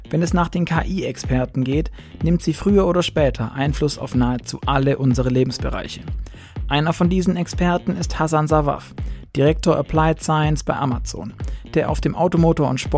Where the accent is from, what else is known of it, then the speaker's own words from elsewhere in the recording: Aachen, North Rhine-Westphalia, Germany; eine Firma aus meiner Heimatstadt ähm, so sichtbar wird und so, so coole Sachen macht. Also ich bin äh, ursprünglich Öscher, habe in der Universität Aachen studiert